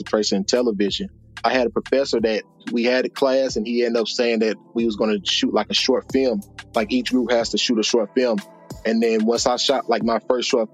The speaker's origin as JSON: {"language": "English", "town": "St. Louis", "region": "Missouri", "country": "United States", "also_born_or_lived": "Virginia / California", "moved": "as an adult", "said": "I know I'm from the Midwest"}